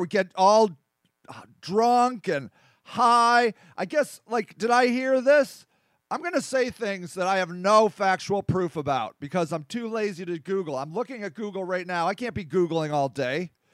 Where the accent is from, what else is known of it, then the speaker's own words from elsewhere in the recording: United States; over here in America